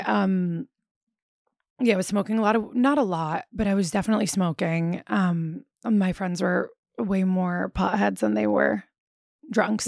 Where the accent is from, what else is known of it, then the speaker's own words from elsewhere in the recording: Philadelphia, Pennsylvania, United States; moved away as an adult; also born or lived in New Orleans; I grew up in Philadelphia